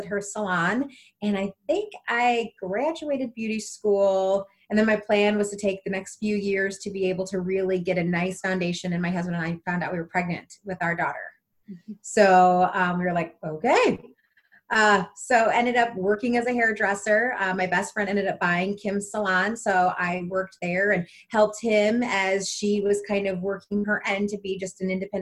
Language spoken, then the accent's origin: English; South Bend, Indiana, United States; I as well grew up in South Bend, Indiana, had a really normal, just childhood